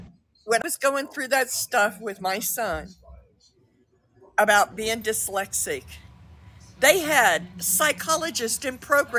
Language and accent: English; United States; now in Mexico; I was born in the United States. I was raised in the United States.